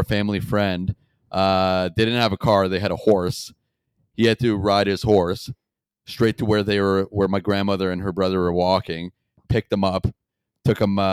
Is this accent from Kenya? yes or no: no; Canada; born or raised there